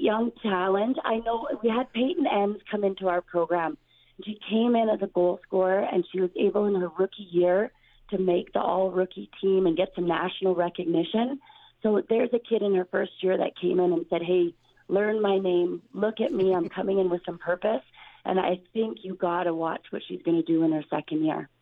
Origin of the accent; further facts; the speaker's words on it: Saskatchewan, Canada; I'm so proud to be from this province. I'm so proud to be coaching the university in my hometown